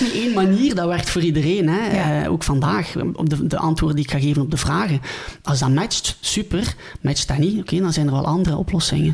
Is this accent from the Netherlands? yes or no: no; near Ghent, Flanders, Belgium; ik ben afkomstig uit België, bij Gent